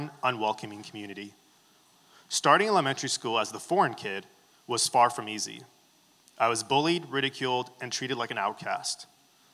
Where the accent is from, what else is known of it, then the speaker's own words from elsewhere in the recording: Baghdad, Baghdad Governorate, Iraq; moved away; I was born in Baghdad, Iraq